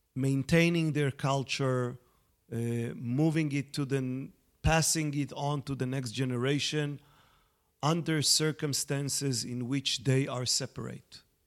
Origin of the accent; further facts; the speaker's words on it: Israel; accent: Israeli; also born or lived in North America; I grew up in Israel. I'm an Israeli, as, uh, you know, people can, uh, detect from my accent